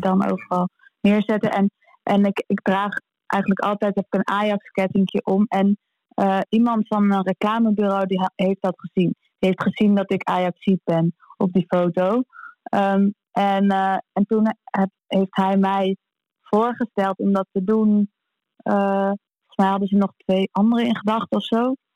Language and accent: Dutch; Amsterdam, North Holland, Netherlands; we als Amsterdammer